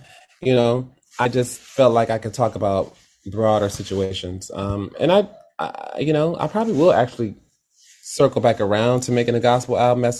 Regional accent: Detroit, Michigan, United States; Yes, I am.

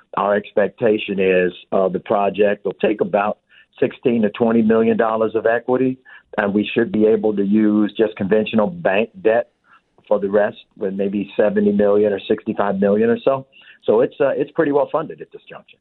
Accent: Chicago, Illinois, United States; also born or lived in South Shore, Chicago; I'm from the South Side, so I'm from Inglewood, raised, and then I moved over to South Shore of where this is

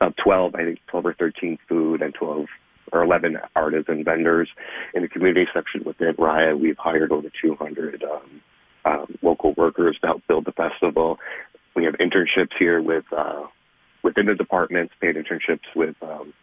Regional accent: Buffalo, New York, United States; I grew up in Buffalo, New York

